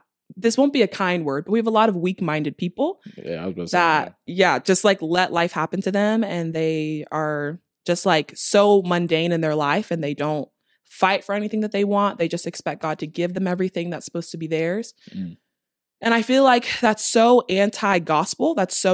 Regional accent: the South, United States; I'm a Southerner

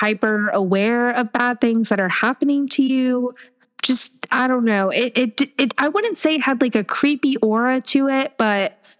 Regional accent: Miami, Florida, United States; now in Atlanta, United States; I work in Northwest Georgia, and like Holly and I have said, we're from Miami. I live in Metro Atlanta

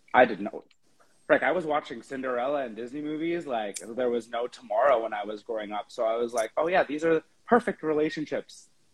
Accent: Victoria, British Columbia, Canada; moved away as an adult; now in Vancouver, Canada; I am originally from Victoria. I moved to Vancouver roughly like eight years ago

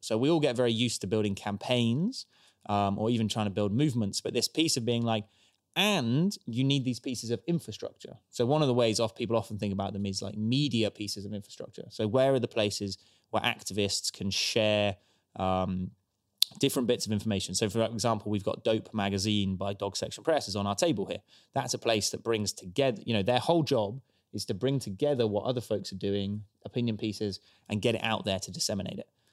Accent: Stroud, South West England, United Kingdom; born and raised in Stroud

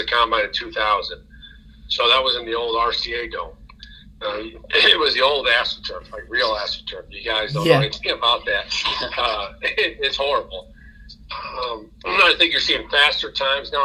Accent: Glen Ellyn, Illinois, United States; also born or lived in Chicago, United States; now in Elmhurst, United States; I love growing up in Glen Ellen

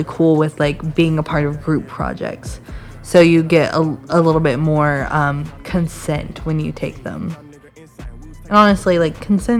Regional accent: Nashville, Tennessee, United States; now in Atlanta, United States

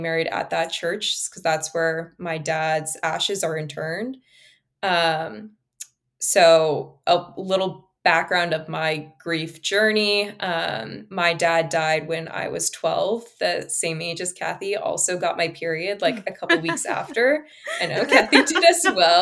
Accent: Bay Area, California, United States; I'm from the Bay Area

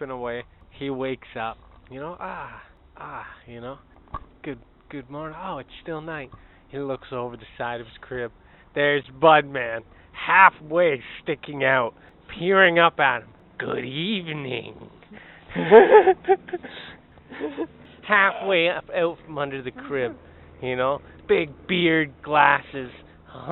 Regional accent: Canada; I'm Canadian.

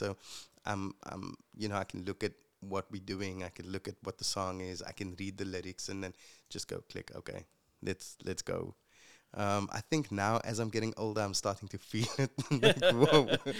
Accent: Retreat, Western Cape, South Africa; I'm the youngest of five kids, and my mom and dad. I grew up in Retreat.

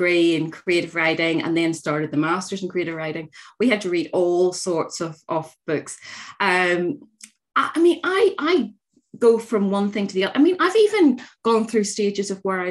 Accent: Northern Ireland, United Kingdom; I grew up in Northern Ireland at the height of the Troubles

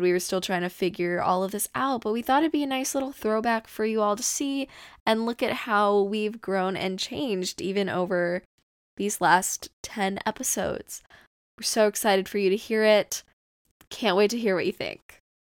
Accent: Southern California, United States; I grew up in Southern California

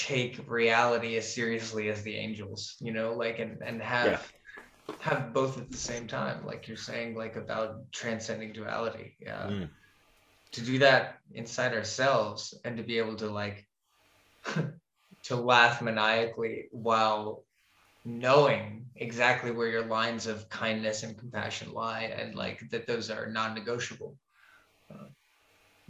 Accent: Florida, United States; moved away as an adult; now in Scandinavia; I grew up in Florida

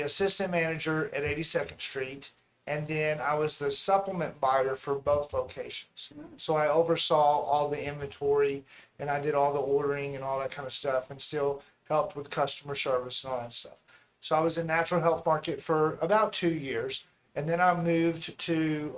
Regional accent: Lubbock, Texas, United States; I'm from Lubbock. Born and raised here

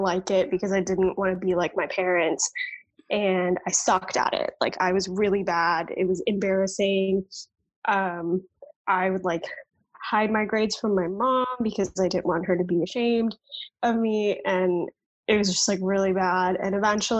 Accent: Dallas, Texas, United States; I am a Texas native, born and raised. I grew up in Dallas suburbs

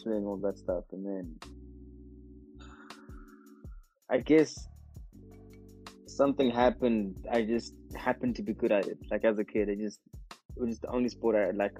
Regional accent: Mbabane, Hhohho, Eswatini; also born or lived in Pretoria; Babani. Grew up in Babani, yeah. Spent most of my life

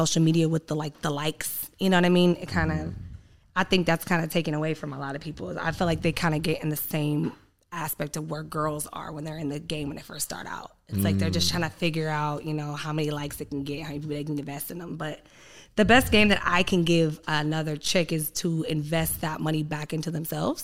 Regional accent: San Diego, California, United States; I grew up in Southeast San Diego

